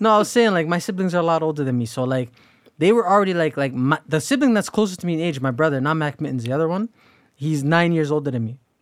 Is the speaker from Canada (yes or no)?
yes; Canada; we're all born in this country